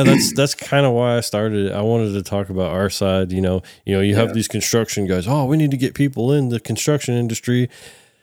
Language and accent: English; California, United States; accent: Californian; my Californian accent